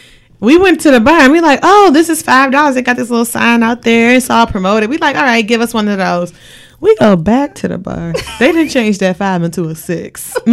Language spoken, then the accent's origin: English; Detroit, Michigan, United States; we're from Detroit.